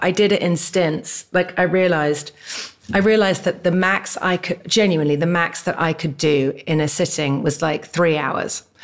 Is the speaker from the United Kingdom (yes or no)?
yes; England, United Kingdom; also born or lived in Barbados; now in California, United States; I was born in England